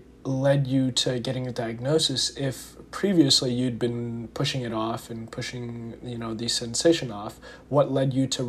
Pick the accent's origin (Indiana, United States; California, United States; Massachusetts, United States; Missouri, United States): Indiana, United States; I'm from Indiana originally.